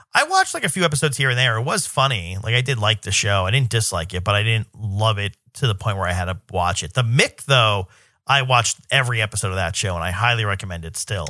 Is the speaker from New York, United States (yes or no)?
yes; New York, United States; I'm a New Yorker